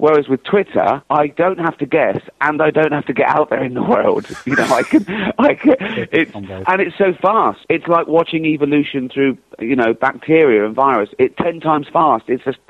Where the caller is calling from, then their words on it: London, United Kingdom; I'm calling from London.